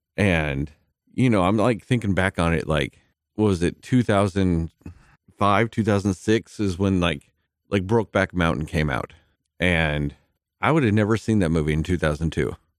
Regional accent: Midland, Texas, United States; growing up in Midland, Texas

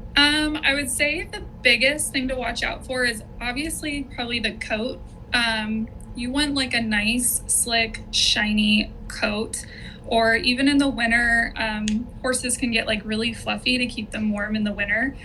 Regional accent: Orange County, California, United States; also born or lived in Temecula Valley, California; now in Temecula, United States; I was born in Orange County, more in like the city

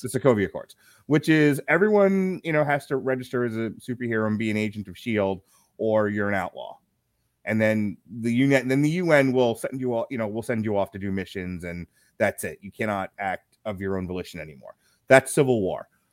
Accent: United States; as Americans, being American Americans

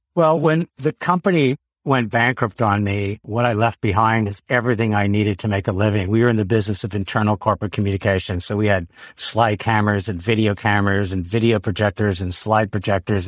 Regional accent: Quebec, Canada; We grew up in Quebec

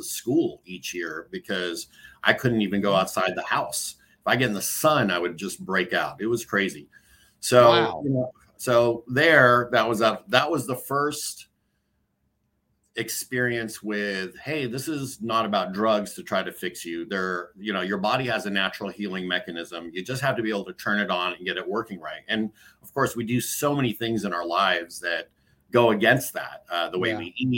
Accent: San Francisco, California, United States; also born or lived in Boston, Massachusetts; now in Danville, United States; Growing up in San Francisco for, up until third grade

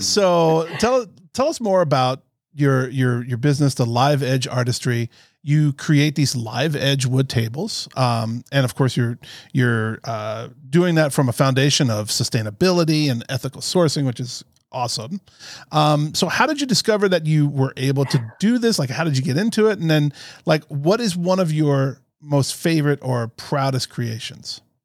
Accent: Florida, United States; I'm from Florida

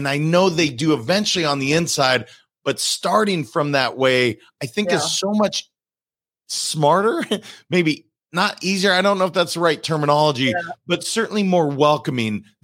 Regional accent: Montana, United States; I'm a kid from Montana

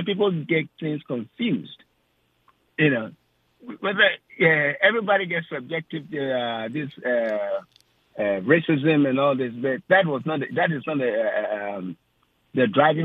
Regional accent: Ghana; now in United States; I'm from Ghana

